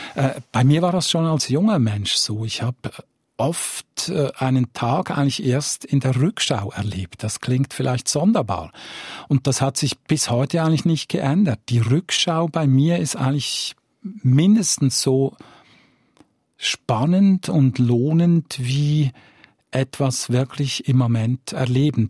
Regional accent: Zurich, Switzerland; moved away as an adult; also born or lived in Northwest Ireland; Ich bin am Rand von Zürich aufgewachsen, sehr nahe am Wald

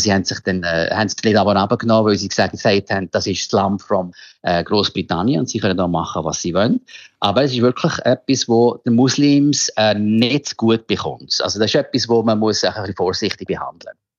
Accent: Switzerland; moved away as an adult; now in Jakarta, Indonesia; als Schweizer

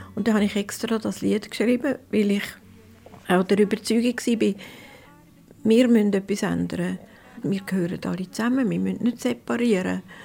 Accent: Prättigau, Graubünden, Switzerland; ins Brettigau, wo es meine Heimat ist

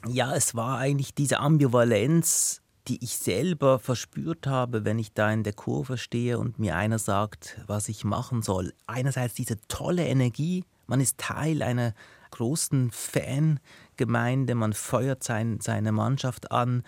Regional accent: Binningen, Basel-Landschaft, Switzerland; also born or lived in Lucerne; ich bin in Luzern geboren und danach in Binningen, Kanton Basel-Land aufgewachsen, bis ich zwölf

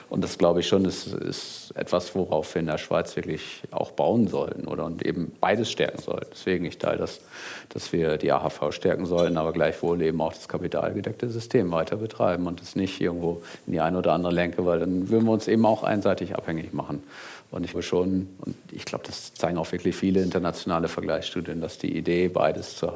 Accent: Germany; now in Switzerland; wenn ich es nochmal vergleiche mit meinem Heimatland, eben ich komme auch aus Deutschland ursprünglich

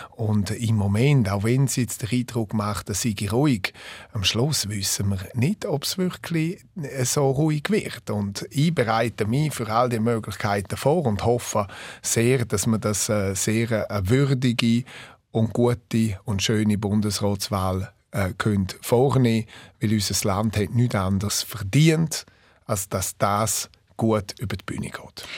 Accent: Graubünden, Switzerland; first language Romansh; German is a second language; Das Rätoromanisch ist meine Muttersprache

